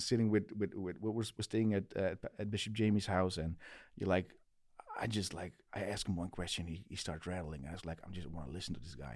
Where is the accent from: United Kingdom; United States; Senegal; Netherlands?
Netherlands; English is a second language; back home in Holland